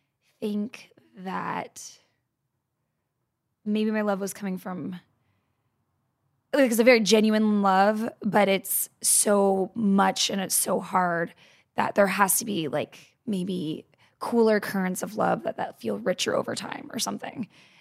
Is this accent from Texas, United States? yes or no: yes; Texas, United States; I'm from Texas.